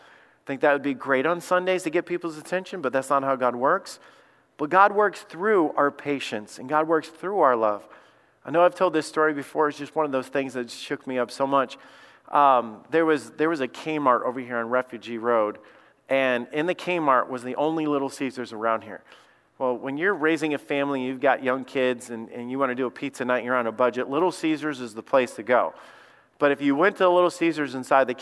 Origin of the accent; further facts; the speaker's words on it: Alabama, United States; I grew up in Alabama. I grew up around snakes